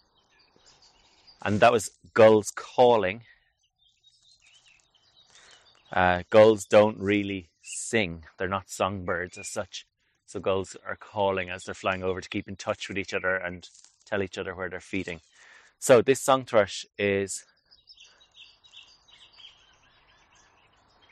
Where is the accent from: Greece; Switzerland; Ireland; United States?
Ireland; I'm from Ireland